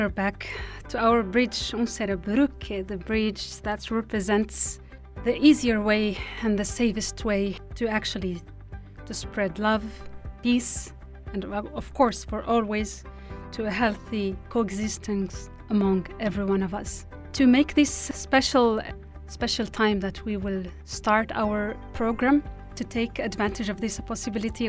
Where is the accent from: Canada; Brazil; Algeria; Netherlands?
Algeria; Tindouf; English is a second language; moved away as an adult; now in Switzerland; I was born and raised in the Sahrawi refugee camps in a city called Tindouf, southwest Algeria. I have lived there for over 20 years.